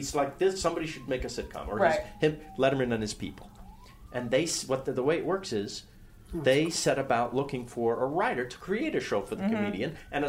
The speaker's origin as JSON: {"language": "English", "town": "New City", "region": "New York", "country": "United States", "tie": "born or raised there", "said": "Who I grew up with in New City, New York."}